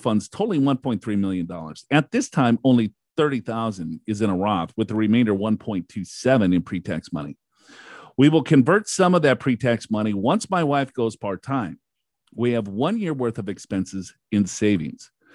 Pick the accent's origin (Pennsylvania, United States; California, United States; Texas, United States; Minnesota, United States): Minnesota, United States; I am from Minnesota